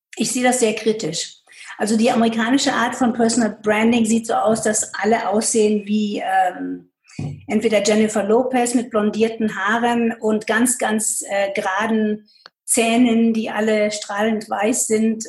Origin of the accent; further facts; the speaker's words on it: Pakistan; also born or lived in United States / Münster, Germany / Asia; now in Germany; Ich bin in Pakistan groß geworden